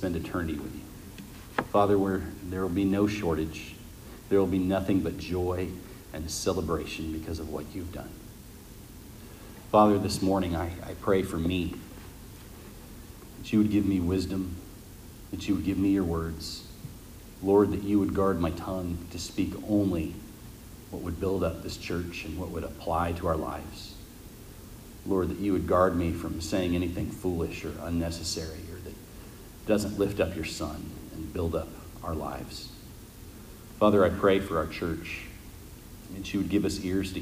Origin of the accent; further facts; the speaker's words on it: Las Vegas, Nevada, United States; We're from Las Vegas